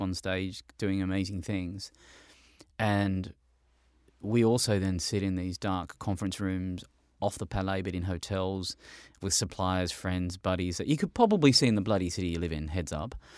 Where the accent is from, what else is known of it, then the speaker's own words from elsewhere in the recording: Australia; I'm an Australian